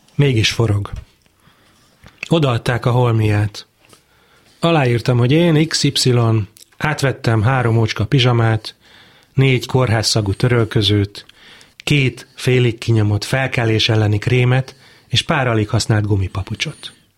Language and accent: Hungarian; Pécs, Baranya, Hungary; also born or lived in Budapest; A Pécsi kórházban születtem